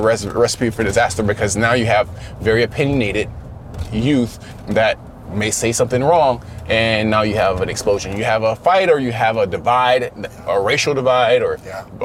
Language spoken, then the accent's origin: English; Florida, United States; growing up in Florida